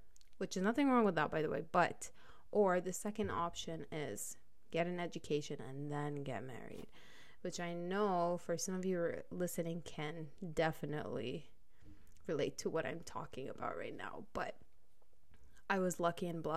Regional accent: United Arab Emirates; moved away as an adult; also born or lived in Lebanon; now in Canada; I'm Lebanese, but was born and raised in the United Arab Emirates.

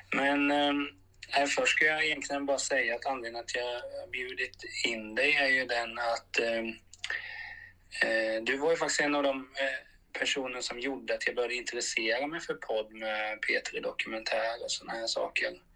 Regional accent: Hultsfred, Kalmar County, Sweden; Jag är ju från Hultsfred

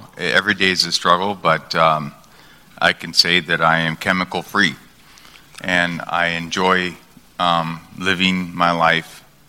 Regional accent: Long Beach, California, United States; moved away as an adult; I'm originally from Long Beach, California. I moved out here 28 years ago.

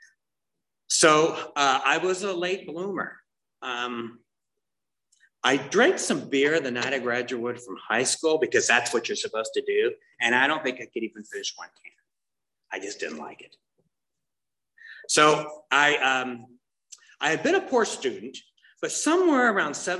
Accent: Tustin, California, United States; I'm from Orange County. I was born and raised here, grew up in Tustin.

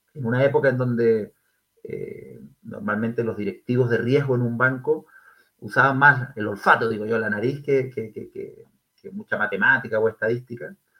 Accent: Concepción, Biobío, Chile; moved away; soy de Concepción, soy penquista, como, como probablemente muchos de los, auditores. Eh, nacido y criado en, nuestra Concepción

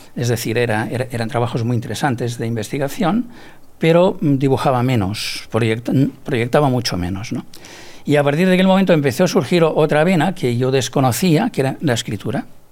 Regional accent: Barcelona, Catalonia, Spain; also born or lived in Cervelló; nací en la ciudad de Barcelona y me desarrollé entre Barcelona y Cervelló, una población de los alrededores de, Barcelona

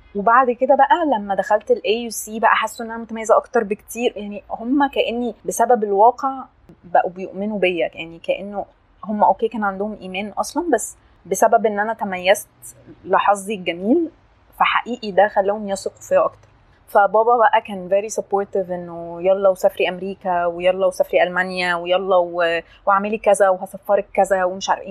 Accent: Asyut, Asyut Governorate, Egypt; moved away as an adult; also born or lived in London; now in Cairo, Egypt; انا اتربيت في اسيوط

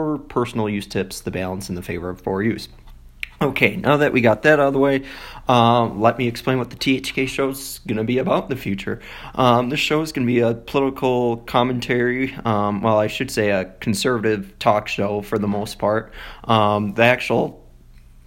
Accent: DeForest, Wisconsin, United States; moved away as an adult; now in Colorado Springs, United States; I was born in Wisconsin, more specifically DeForest.

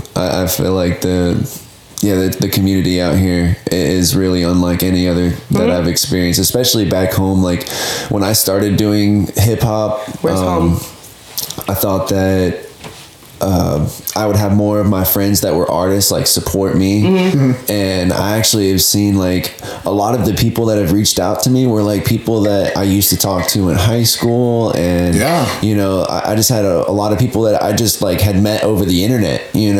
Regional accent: Hilton Head Island, South Carolina, United States; moved away as an adult; also born or lived in California / Colorado; now in Portland, United States; I'm actually from South Carolina, Hilton Head Island.

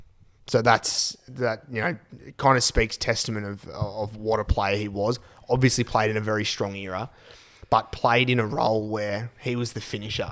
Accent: Charters Towers, Queensland, Australia; So I grew up in Charters Towers, so up north.

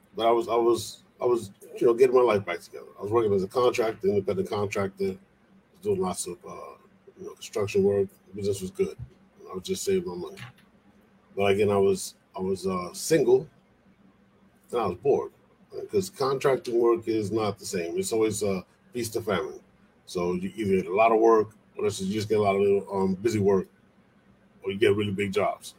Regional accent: New York City, New York, United States; also born or lived in Puerto Rico; I'm originally from the Bronx

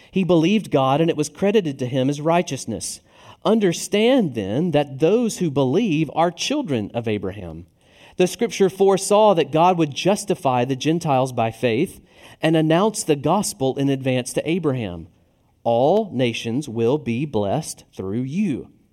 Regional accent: Tennessee, United States; now in Richmond, United States; I'm from the South, namely Tennessee

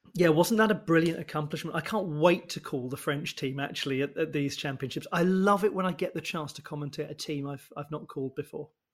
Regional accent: United Kingdom; being British

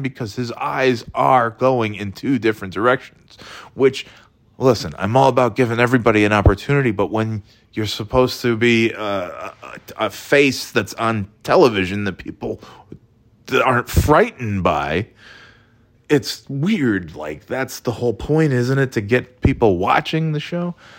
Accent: Burnt Hills, New York, United States; also born or lived in Florida / North Carolina; now in New Hampshire, United States; originally, I'm from upstate New York

